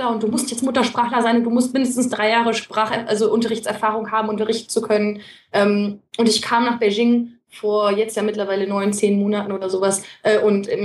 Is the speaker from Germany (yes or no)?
no; Netherlands; ich als Holländer, ich kenne Holländer und Türken